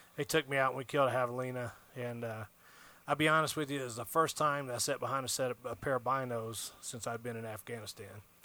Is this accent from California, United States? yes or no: no; Alabama, United States; moved away as an adult; now in Arizona, United States; I'm originally from Alabama